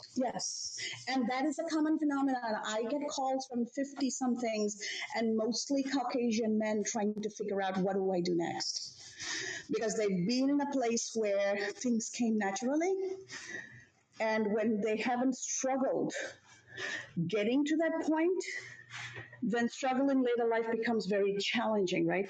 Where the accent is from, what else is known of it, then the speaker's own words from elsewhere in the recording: Sri Lanka; now in Chicago, United States; I come from Sri Lanka, from South Asia. My parents worked in jobs where they retired.